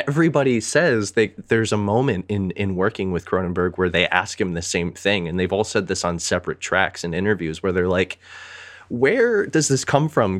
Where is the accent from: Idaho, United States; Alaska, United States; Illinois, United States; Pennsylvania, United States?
Pennsylvania, United States; Pittsburgh; also born or lived in Metro Detroit, Michigan; now in Michigan, United States; I might live in Michigan. I might claim Metro Detroit area, but I am from Pittsburgh